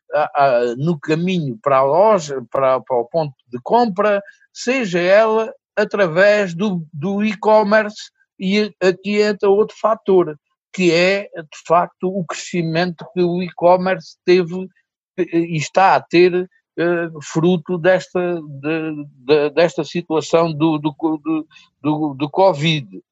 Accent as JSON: {"language": "Portuguese", "town": "Souzel", "region": "Alentejo", "country": "Portugal", "tie": "born or raised there", "moved": "yes", "said": "quando eu voltei para a minha terra natal e começou por ser um projeto uh, que era para ser só para o Conselho de Sousa. O Conselho de Souzel"}